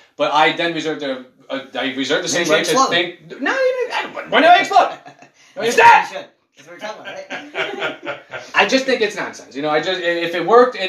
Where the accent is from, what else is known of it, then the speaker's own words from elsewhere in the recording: United States; I'm American. That's what I am. I'm fucking American.